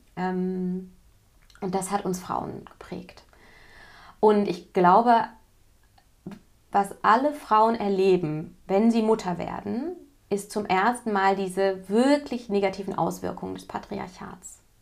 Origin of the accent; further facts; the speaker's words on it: West Germany, Germany; ich komme jetzt aus Westdeutschland